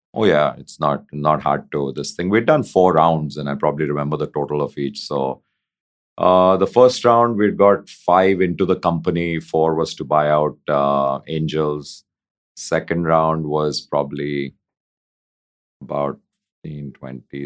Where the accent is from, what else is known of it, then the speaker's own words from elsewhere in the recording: India; just being Indian, having grown up in India and, you know, done all my education in India